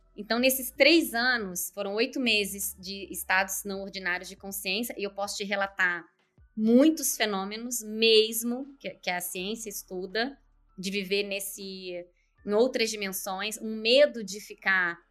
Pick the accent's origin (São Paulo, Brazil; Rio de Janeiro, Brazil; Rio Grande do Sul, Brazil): Rio de Janeiro, Brazil; Nova Friburgo; also born or lived in Curitiba / Joinville; now in Vancouver, Canada; Eu tô hoje eu tô aqui em Nova Friburgo, região é, serrana do Rio de Janeiro. Eu nasci aqui nessa cidade, estou na casa da minha mãe